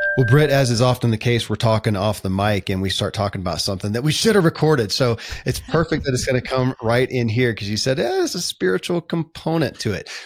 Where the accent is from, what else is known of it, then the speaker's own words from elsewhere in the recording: Kentucky, United States; I grew up in Kentucky